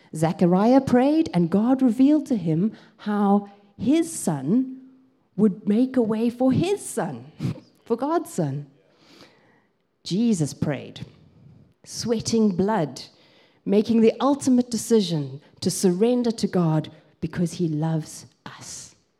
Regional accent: South Africa; moved away as an adult; also born or lived in Grahamstown, Eastern Cape, South Africa; now in England; I grew up in South Africa

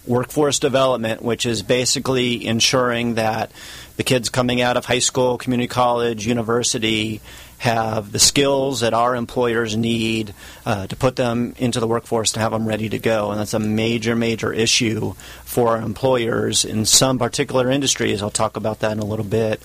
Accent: Orange County, California, United States; I'm from Orange County.

